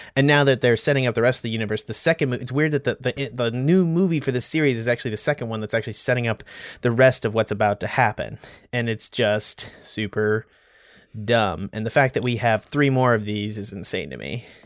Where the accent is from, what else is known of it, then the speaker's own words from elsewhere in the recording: United States; also born or lived in Texas / North Carolina; born and bred in Texas and North Carolina